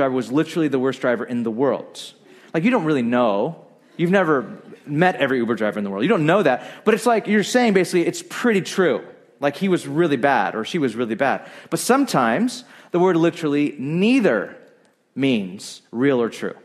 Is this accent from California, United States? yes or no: yes; Bakersfield, California, United States; I grew up in Bakersfield, a very conservative, great town